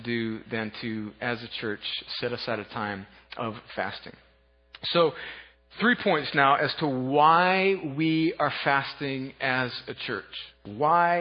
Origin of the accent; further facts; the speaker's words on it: United States; I grew up on the Mexican border